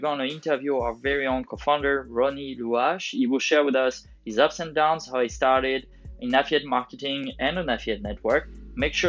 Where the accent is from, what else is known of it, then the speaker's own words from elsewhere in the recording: France; also born or lived in United Kingdom / Amsterdam / Belgium; now in Singapore; From France, originally